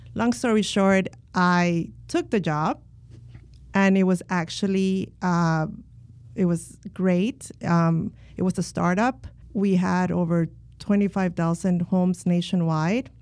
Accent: Miami, Florida, United States; also born or lived in Colombia; now in Orlando, United States; I was born in Colombia, and my mom immigrated from Colombia when I was eight. So I was raised in Miami

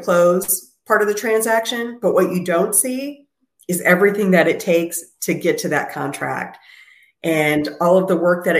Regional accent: Minneapolis, Minnesota, United States; moved away; That's where I'm originally from, Minneapolis, Minnesota

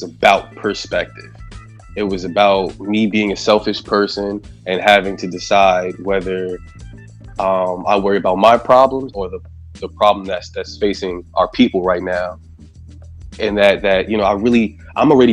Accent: Sayreville, New Jersey, United States; also born or lived in Union County, New Jersey; now in Roselle, United States; I'm from Sayreville, but I've lived all throughout Union County. I'm in Roselle now, but I've lived all throughout Union County.

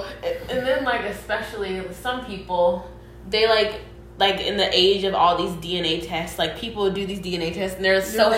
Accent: Atlanta, Georgia, United States; growing up in Atlanta is such a privilege

